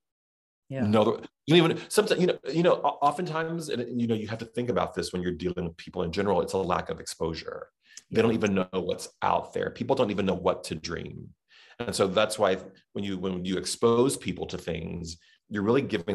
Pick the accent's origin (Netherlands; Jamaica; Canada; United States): United States; Southern; accent: Southern; my Southern accent